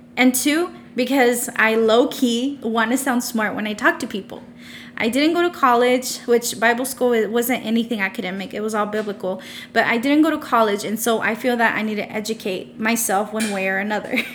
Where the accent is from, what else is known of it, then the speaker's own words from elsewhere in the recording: Odessa, Texas, United States; I was born and raised in Odessa, Texas, and I'm still currently living here